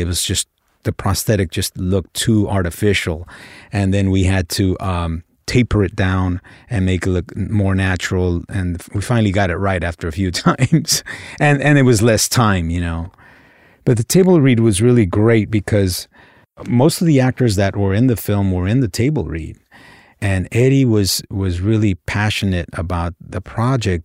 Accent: Los Angeles, California, United States; I grew up in South Central L

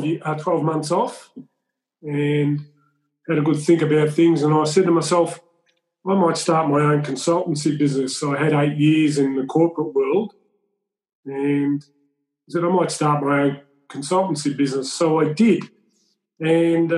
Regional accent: Shepparton, Victoria, Australia; I grew up in a fruit and vegetable town called Shepparton

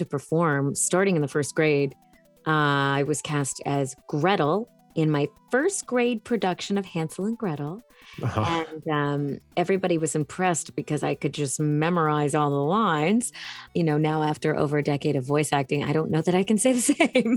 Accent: Hanson, Massachusetts, United States; I grew up in Hanson, Massachusetts, which is a small town outside of Boston

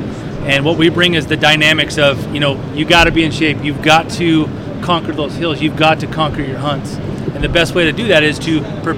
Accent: New Jersey, United States; now in Northern California, United States; New Jersey.

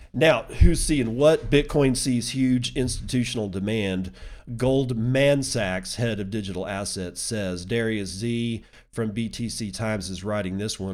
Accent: United States; as an American citizen

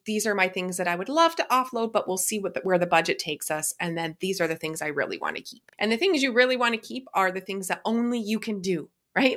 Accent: Canada; I'm Canadian

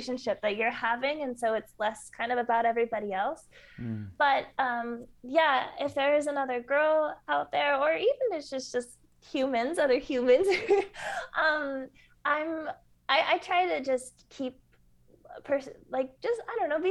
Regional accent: Southern California, United States; moved away; also born or lived in Peru; growing up in Southern California

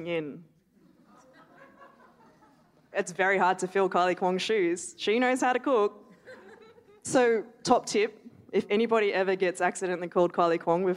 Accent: Melbourne, Victoria, Australia; now in Darwin, Australia; I grew up in Melbourne

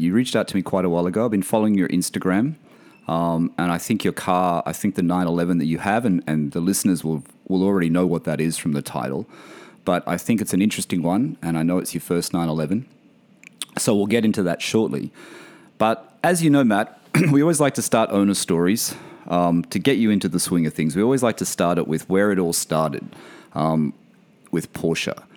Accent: Australia; moved away; My, my home country, my hometown

